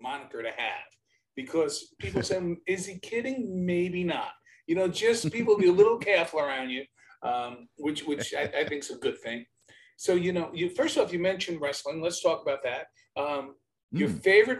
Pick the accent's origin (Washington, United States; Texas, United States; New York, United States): New York, United States; accent: Brooklyn; now in California, United States; I have the Brooklyn accent